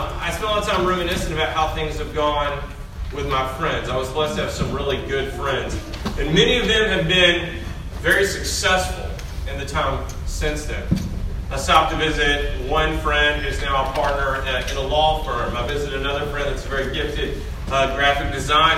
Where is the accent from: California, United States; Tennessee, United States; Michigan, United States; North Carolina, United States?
Tennessee, United States; Middle; I grew up in Middle Tennessee. I grew up not too far from this area.